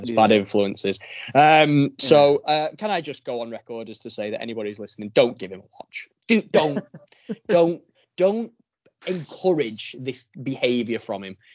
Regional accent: Widnes, North West England, United Kingdom; I've made my way back to my hometown. Widnes. Widnes.

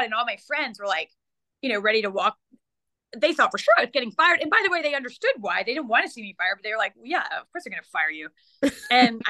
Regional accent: South Carolina, United States; I grew up in South Carolina, grew up a Clemson fan

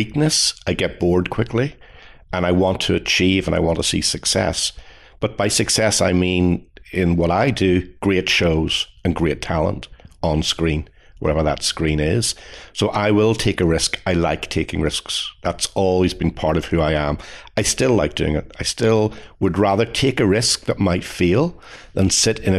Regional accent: Belfast, Northern Ireland, United Kingdom; moved away as an adult; now in United States; I grew up in Northern Ireland, which is very important to me

